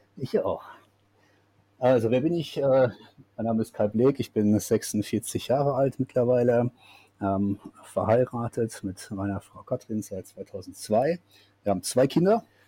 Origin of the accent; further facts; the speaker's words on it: Siegerland, North Rhine-Westphalia, Germany; moved away as an adult; also born or lived in Karlsruhe; now in New Zealand; das Siegerland, wo ich aufgewachsen bin